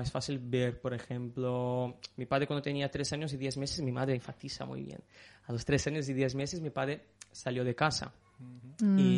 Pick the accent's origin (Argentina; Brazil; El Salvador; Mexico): Brazil; mi amor por fútbol, de, jugar a fútbol y, de, y de hacer cosas de, este, esta rama de, fútbol. Como cualquier brasileño.